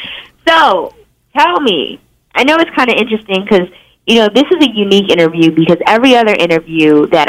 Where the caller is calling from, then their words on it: Los Angeles, California, United States; It is … time yet again, and I am calling in from Los Angeles.